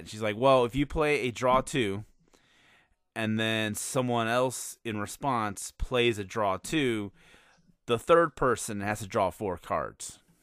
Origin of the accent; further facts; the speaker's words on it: Chicago, Illinois, United States; moved away; my hometown of Chicago